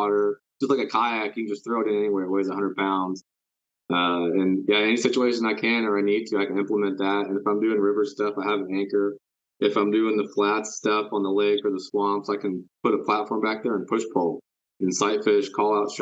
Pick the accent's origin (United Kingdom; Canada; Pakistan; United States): United States; Houston, Texas; moved away as an adult; now in Dallas, United States; I moved to Dallas, but originally I'm from Houston